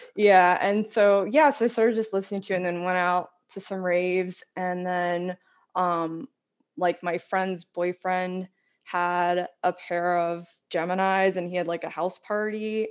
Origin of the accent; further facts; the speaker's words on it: Washington Township, New Jersey, United States; I grew up in Washington Township, New Jersey, which is like really just next door